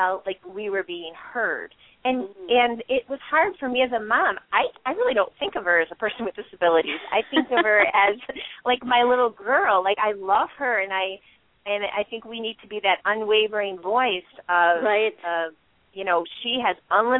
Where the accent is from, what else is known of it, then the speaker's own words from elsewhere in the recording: Michigan, United States; we're from Michigan